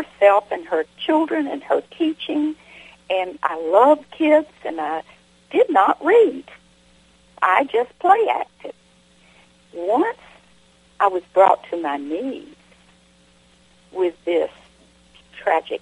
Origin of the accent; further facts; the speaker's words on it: the South, United States; accent: southern; my southern accent